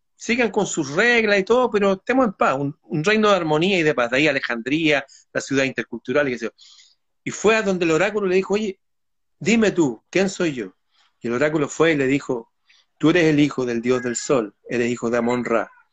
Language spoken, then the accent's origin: Spanish; Chile; sí, soy chileno